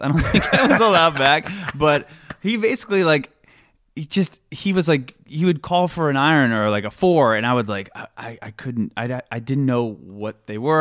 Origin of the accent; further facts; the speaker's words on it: Omaha, Nebraska, United States; moved away; Originally Omaha, Nebraska